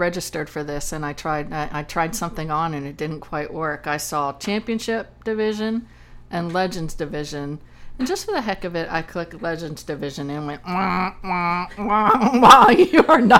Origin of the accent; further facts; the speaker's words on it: Pennsylvania Dutch Country, United States; now in South Carolina, United States; I'm originally from Pennsylvania, and Pennsylvania Dutchland, actually.